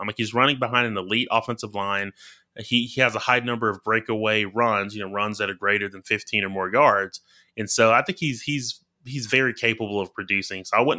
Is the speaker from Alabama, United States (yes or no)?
yes; Alabama, United States; just from growing up in Alabama. Like I follow the SEC closely, especially University of Alabama.